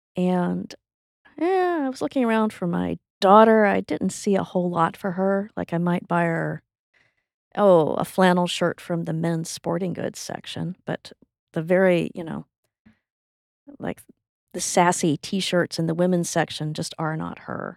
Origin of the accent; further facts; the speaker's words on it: Texas, United States; my identity as a Texan